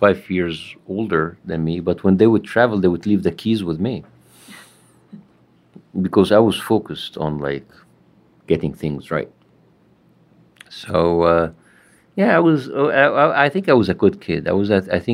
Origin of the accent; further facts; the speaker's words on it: Cairo, Cairo Governorate, Egypt; moved away as an adult; now in Los Angeles, United States; I was born in Egypt, Cairo, and I'm 44 years old. I grew up in a middle-class family